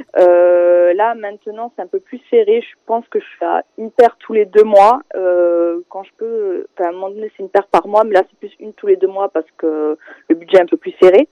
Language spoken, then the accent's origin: French; Perpignan, Occitania, France; moved away as an adult; now in Paris, France; Je viens de Perpignan, dans le sud de la France, et ça fait maintenant 7 ans que je suis sur Paris